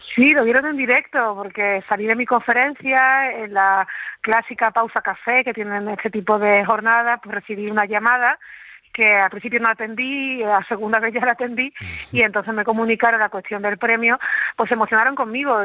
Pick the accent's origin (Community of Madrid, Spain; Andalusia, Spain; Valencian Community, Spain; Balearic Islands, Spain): Andalusia, Spain; yo como andaluza